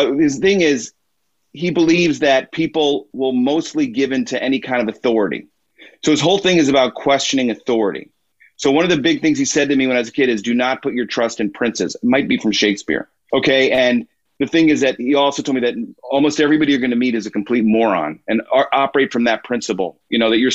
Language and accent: English; Illinois, United States; We moved into our town in Illinois